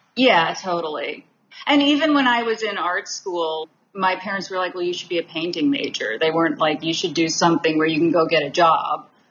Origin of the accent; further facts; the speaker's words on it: Massachusetts, United States; I was born, I grew up in Massachusetts, so not far. Came to New York a lot